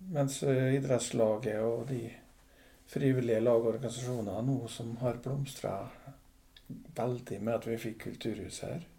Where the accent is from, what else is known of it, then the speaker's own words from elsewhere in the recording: Torvikbukt, Møre og Romsdal, Norway; moved away as an adult; now in Aukra, Norway; jeg er jo nordmøring, opprinnelig fra Torvik bukt. Og vokste opp